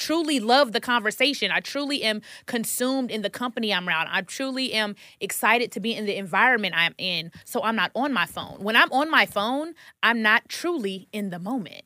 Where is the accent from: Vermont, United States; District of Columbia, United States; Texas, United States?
Texas, United States; Dallas; moved away as an adult; now in Atlanta, United States; I'm from Dallas, Texas, and I drove down to Atlanta